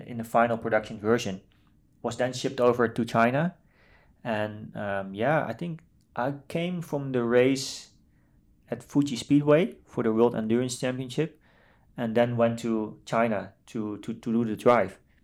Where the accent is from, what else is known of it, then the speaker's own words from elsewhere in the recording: Netherlands; I grew up in the Netherlands, um, as one of the only Asian not just Chinese, Asian in, in, in the village where I grew up